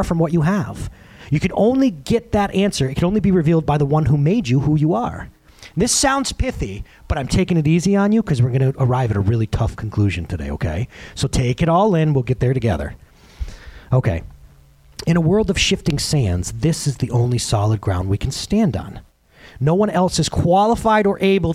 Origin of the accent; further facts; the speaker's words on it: United States; I'm an American.